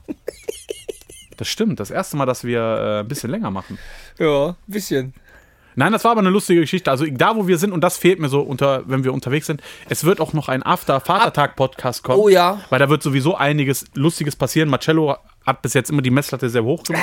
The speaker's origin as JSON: {"language": "German", "town": "Düsseldorf", "region": "North Rhine-Westphalia", "country": "Germany", "tie": "born or raised there", "said": "in der Gegend, wo ich aufgewachsen bin? In Düsseldorf-Garat"}